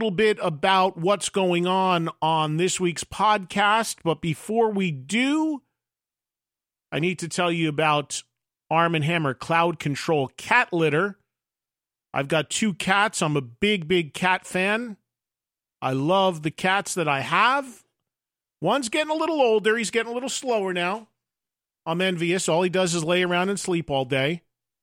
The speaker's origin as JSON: {"language": "English", "region": "New Jersey", "country": "United States", "said": "in New Jersey, in my home state"}